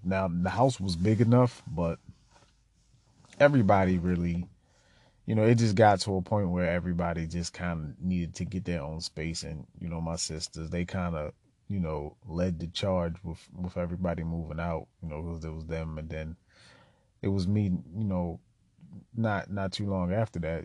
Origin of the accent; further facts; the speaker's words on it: Baltimore, Maryland, United States; I was born in Baltimore City, uh, born and raised just about my entire life on the east side of town.